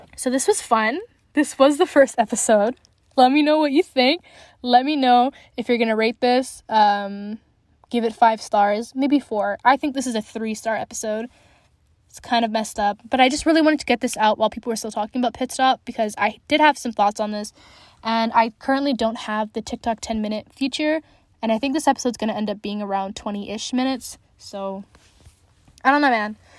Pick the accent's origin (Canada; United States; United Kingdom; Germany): Canada; Alberta; I'm from Alberta